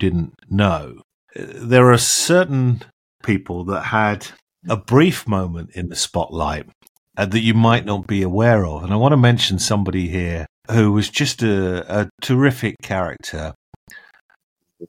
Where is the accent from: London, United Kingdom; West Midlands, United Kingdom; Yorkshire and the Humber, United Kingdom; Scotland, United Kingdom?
London, United Kingdom; Chessington; I'm really from Chessington, but that's Kingston.